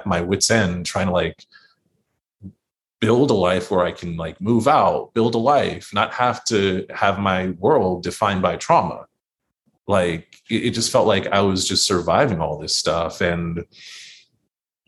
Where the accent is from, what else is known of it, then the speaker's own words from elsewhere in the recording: New York City, New York, United States; as a native New Yorker in my own city